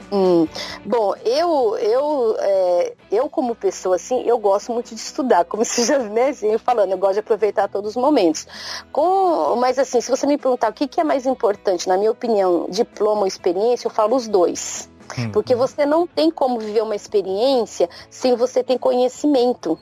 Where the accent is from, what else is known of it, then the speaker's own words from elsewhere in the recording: Brazil; now in Japan; nós brasileiros